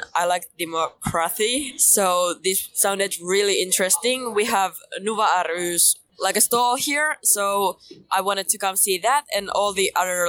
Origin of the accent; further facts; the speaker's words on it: Finland; I'm from Finland and I'm 18 years old.